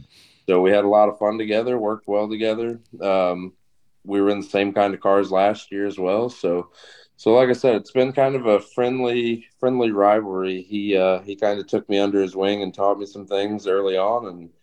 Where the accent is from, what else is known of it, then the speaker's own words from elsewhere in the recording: New Berlin, Illinois, United States; now in Taylorville, United States; I'm originally from New Berlin, Illinois. I live over by Taylorville, Illinois right now.